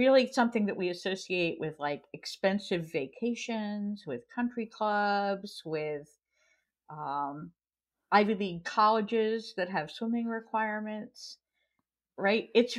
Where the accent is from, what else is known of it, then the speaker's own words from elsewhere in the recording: France; I grew up partly in France, and we had swimming lessons from school every week